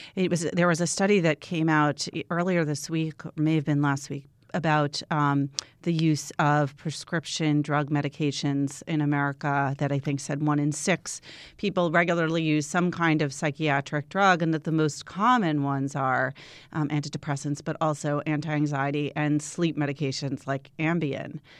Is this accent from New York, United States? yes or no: yes; Long Island, New York, United States; I also grew up on Long